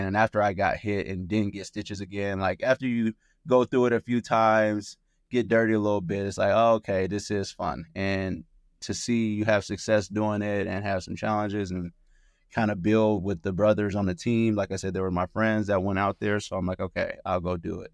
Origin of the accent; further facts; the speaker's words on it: Oakland, California, United States; I grew up in Oakland, California, and I was raised in a single parent household